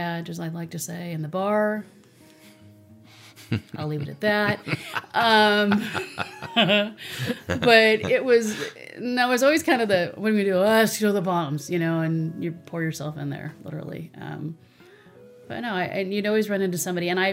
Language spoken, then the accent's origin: English; Carpinteria, California, United States; I was born in Carpenteria.